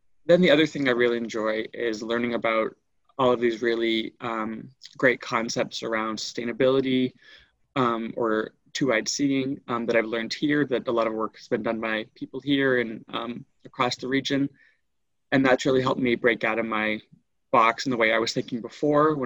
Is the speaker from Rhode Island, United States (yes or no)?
yes; Rhode Island, United States; moved away as an adult; now in Nova Scotia, Canada; I grew up in Rhode Island in the United States